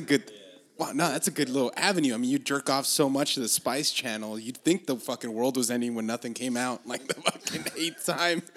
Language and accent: English; Los Angeles, California, United States; I'm from Los Angeles